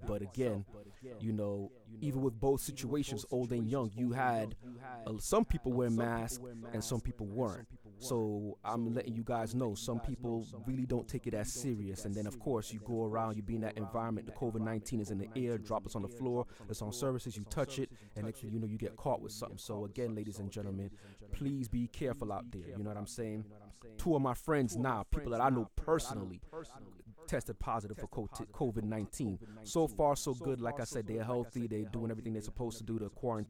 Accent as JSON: {"language": "English", "town": "New York City", "region": "New York", "country": "United States", "also_born_or_lived": "Florida", "moved": "yes", "lives_now": "Atlanta, United States", "said": "I'm DJing from Atlanta, Georgia, originally from Brooklyn, New York. But I live in Atlanta now. I used to live in Florida, but again, I reside in Atlanta now"}